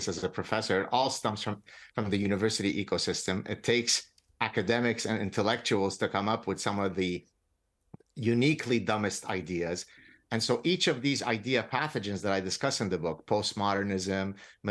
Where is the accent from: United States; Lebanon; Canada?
Lebanon; moved away; I come from Lebanon. I escaped execution in Lebanon